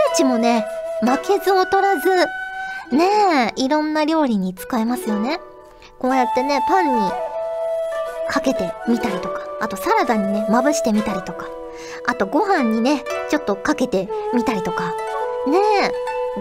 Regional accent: Fukuoka, Japan; now in Tokyo, Japan; 私言うて結構早いうちに上京したので、そんなにね、飲み会らしい、その上下関係のしっかりした飲みの席みたいなのに、あんまり福岡で行ったことがなくて

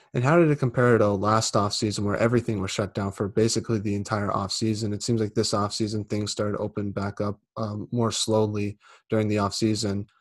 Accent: United States; I'm American

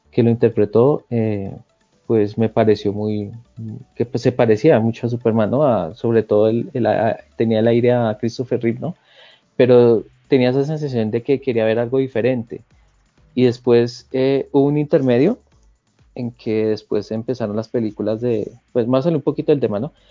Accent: Bogotá, Colombia; soy de Colombia, de Bogotá.

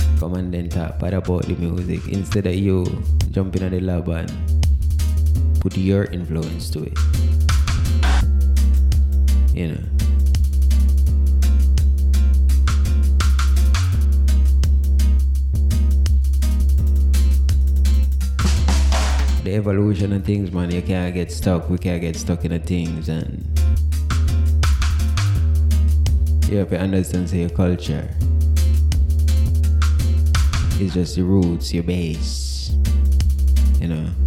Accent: Jamaica; as Jamaican

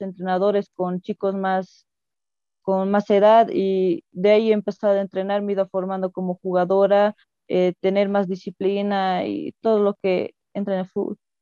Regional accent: Coroico, La Paz, Bolivia; soy de, de, La Paz, del pueblo coroico de los Yungas

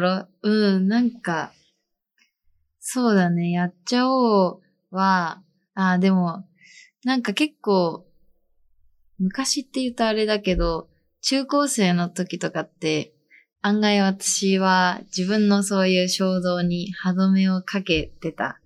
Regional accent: Toyama, Japan; moved away as an adult; now in Nagano, Japan; 自分は、富山県出身

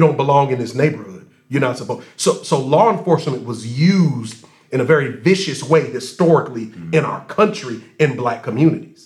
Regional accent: Racine, Wisconsin, United States; I grew up in Racine

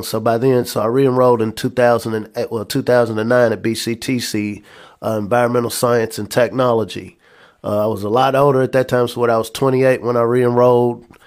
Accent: Lexington, Kentucky, United States; also born or lived in McComb, Mississippi; So I'm originally from Macomb, Mississippi, but I, uh, grew up in Lexington

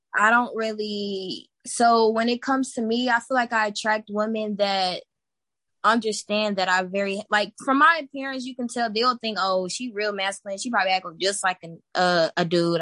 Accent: Texas, United States; I'm from Texas, born and raised. Been here my whole life

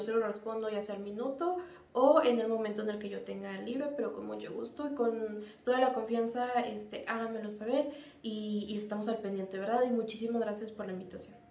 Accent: Mexico; como mexicano

